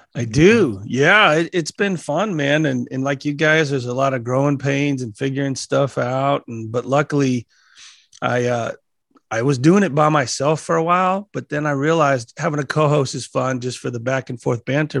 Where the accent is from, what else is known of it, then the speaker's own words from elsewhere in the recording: Colorado, United States; I'm a Colorado boy. And, yeah. Uh, grew up in a real small mountain town of about 300 people. It's probably about a half hour outside of Colorado Springs